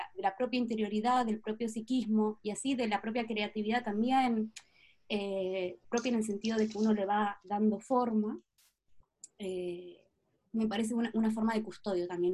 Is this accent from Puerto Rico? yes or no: no; Patagonia, Argentina; moved away; also born or lived in Buenos Aires, Argentina; Nací y crecí en Patagonia, Argentina